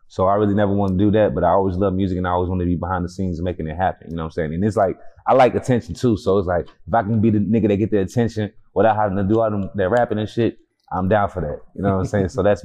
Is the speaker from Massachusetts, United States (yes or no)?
no; Houston, Texas, United States; Acres Homes, to be exact. North side in the building.